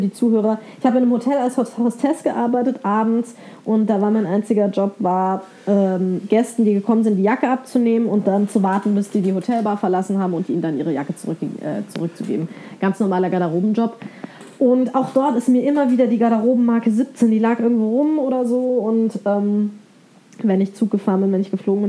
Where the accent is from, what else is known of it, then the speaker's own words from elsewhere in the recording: Bavaria, Germany; Ich bin in Bayern aufgewachsen